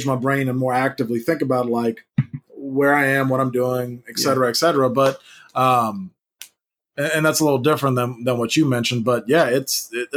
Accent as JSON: {"language": "English", "town": "Memphis", "region": "Tennessee", "country": "United States", "tie": "born or raised there", "also_born_or_lived": "Knoxville, Tennessee", "said": "I grew up in Memphis and went to school in Tennessee"}